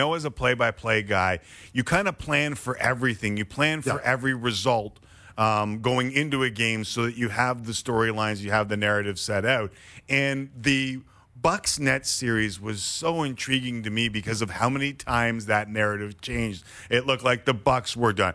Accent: Canada; as a Canadian

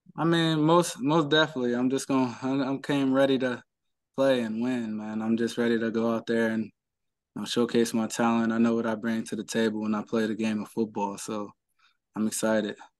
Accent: Cleveland, Ohio, United States; I'm from Cleveland, born and raised

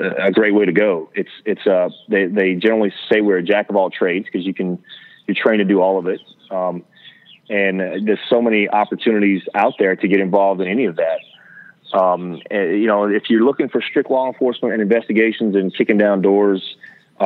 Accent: Cajun, Louisiana, United States; I am Cajun

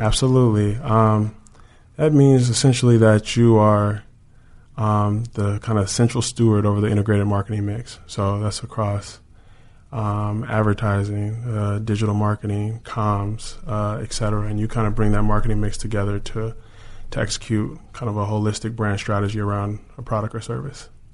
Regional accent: Chino Hills, California, United States; moved away as an adult; also born or lived in Washington, D.C. / New York; I grew up in Chino Hills

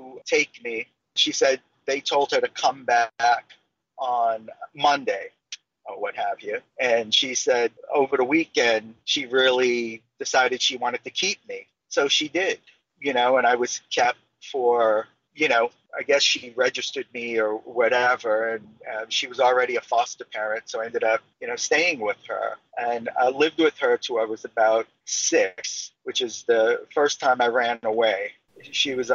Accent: New York City, New York, United States; I grew up on Fulton Street, you know, Franklin Avenue, in the heart of, again, one of the harshest, ghettos, harshest neighborhoods in New York City

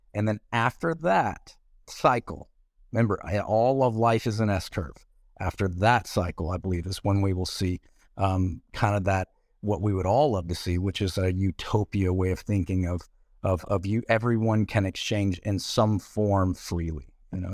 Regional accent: Nashville, Tennessee, United States; also born or lived in Puerto Rico; I'm from Nashville.

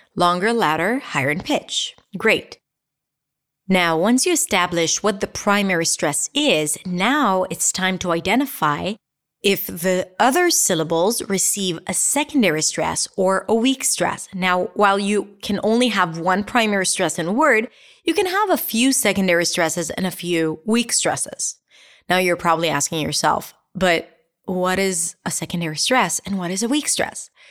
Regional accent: Israel; accent: Israeli; I'll say it with my Israelist accent.

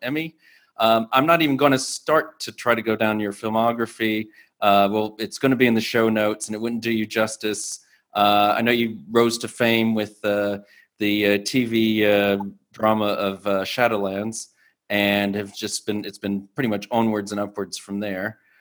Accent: United States; as an American

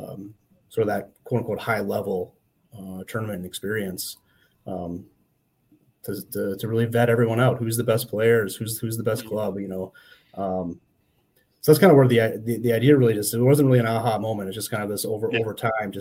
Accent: Saint Paul, Minnesota, United States; I'm from the Twin Cities, originally from St. Paul

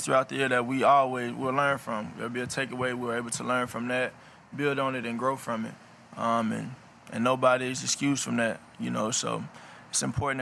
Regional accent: United States; I'm from North Shore, so I ended up going to school where my dad coached

